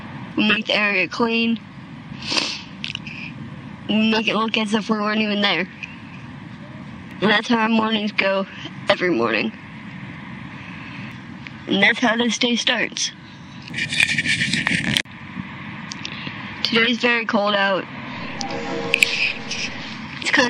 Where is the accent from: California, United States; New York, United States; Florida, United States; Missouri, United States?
Missouri, United States; Springfield; now in New Orleans, United States; I am from Springfield, Missouri